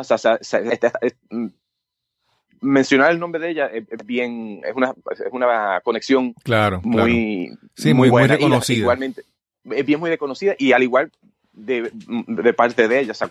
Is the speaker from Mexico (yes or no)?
no; Puerto Rico; moved away as an adult; yo me fui de Puerto Rico cuando el mínimo en aquel entonces creo que está 25, está 50.